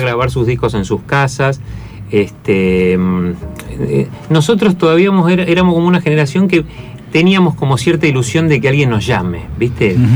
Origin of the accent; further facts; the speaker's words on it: Buenos Aires, Argentina; also born or lived in Mendoza, Argentina; nosotros somos de acá, o sea, vivíamos acá en Buenos Aires